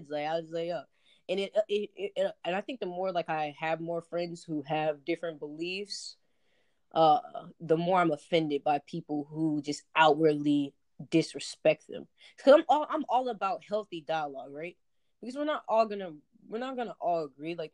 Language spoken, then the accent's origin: English; Southern United States, United States; Like I grew up in the South Southern Baptist church.